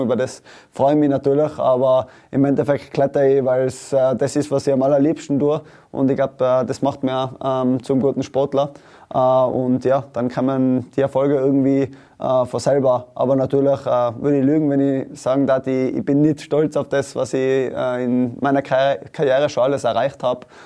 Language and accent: German; Tyrol, Austria; in meinem Fall als Tiroler